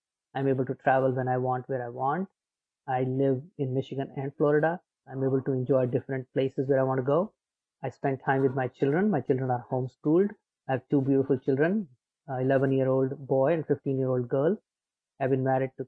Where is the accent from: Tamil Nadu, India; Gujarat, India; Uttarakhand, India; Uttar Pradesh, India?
Uttar Pradesh, India; Agra; moved away as an adult; now in United States; I was born in India. I was born in a city called Agra, which is famous for Taj Mahal